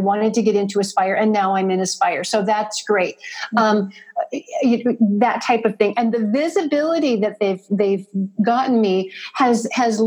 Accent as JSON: {"language": "English", "region": "Midwest", "country": "United States", "said": "I'm from the Midwest"}